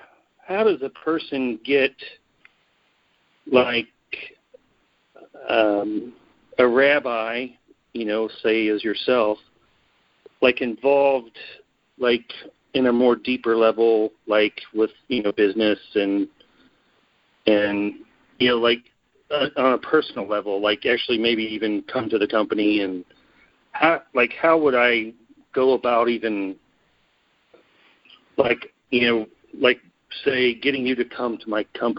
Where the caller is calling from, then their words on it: Cincinnati, Ohio, United States; from Cincinnati.